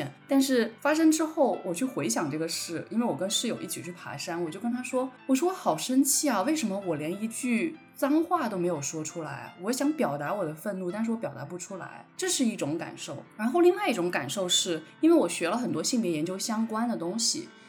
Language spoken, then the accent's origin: Chinese; Guilin, Guangxi, China; accent: Guilin dialect; first language Guilin dialect; Chinese is a second language; 因为我觉得我的母语应该是桂林话，所以我就觉得，哎，普通话是不是有点外？